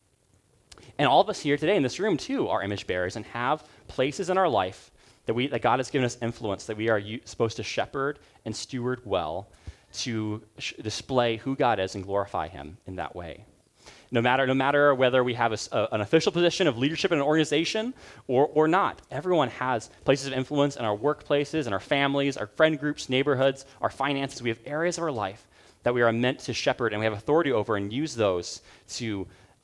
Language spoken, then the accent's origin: English; Uganda; moved away; So where I grew up in Uganda